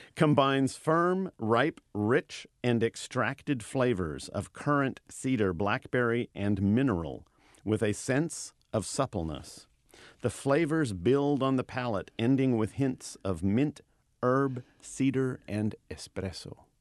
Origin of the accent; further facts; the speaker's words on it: Napa Valley, California, United States; I teach wine, and I'm, I'm from the Napa Valley.